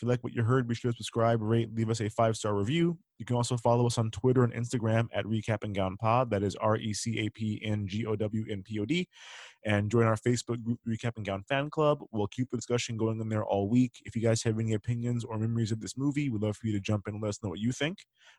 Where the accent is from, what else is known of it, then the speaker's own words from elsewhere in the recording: Willacoochee, Georgia, United States; I'm from Willacoochee, Georgia.